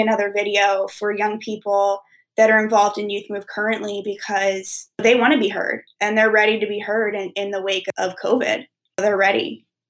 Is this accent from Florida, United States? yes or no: no; Wilmington, Delaware, United States; I'm from Wilmington, Delaware